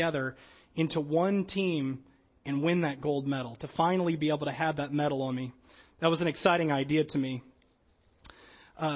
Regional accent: Louisiana, United States; I'm from Louisiana, didn't grow up with a lot of winter sports.

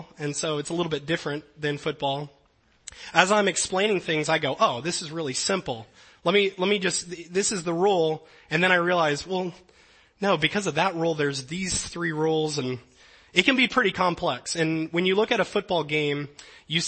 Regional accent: Louisiana, United States; moved away; I grew up in Louisiana

